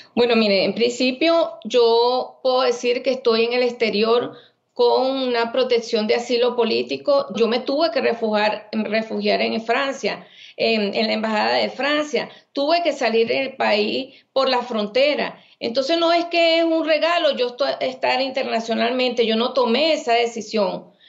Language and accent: Spanish; Venezuela; moved away as an adult; soy médico venezolana